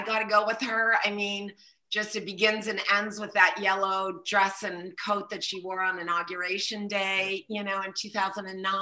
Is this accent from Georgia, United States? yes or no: no; Pittsburgh, Pennsylvania, United States; I kind of have quintessential Pittsburgh roots